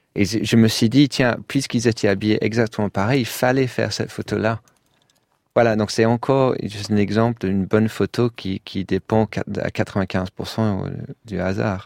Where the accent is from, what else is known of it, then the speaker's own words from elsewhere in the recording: London, United Kingdom; French is a second language; moved away as an adult; also born or lived in Paris, France; now in Brussels, Belgium; comme à Londres pendant les années 80. C'est là où j'ai grandi